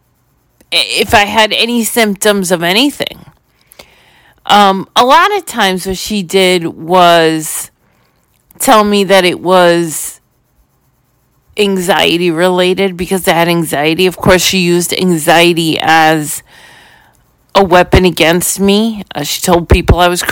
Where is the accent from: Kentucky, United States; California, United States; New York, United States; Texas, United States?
New York, United States; New York City; growing up in New York City, in a building, in an apartment building